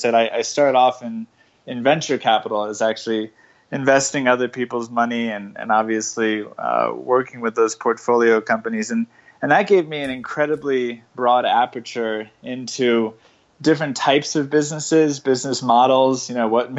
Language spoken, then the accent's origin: English; Colorado, United States; I was raised in Colorado